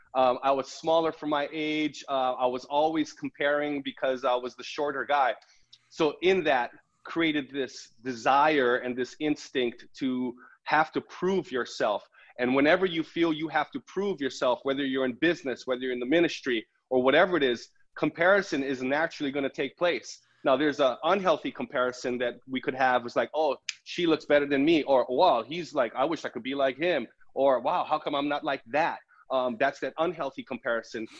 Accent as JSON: {"language": "English", "area": "Big Island", "region": "Hawaii", "country": "United States", "tie": "born or raised there", "moved": "yes", "said": "growing up on the Big Island, small town, this is where I'm from. My high school had a graduating class of 120."}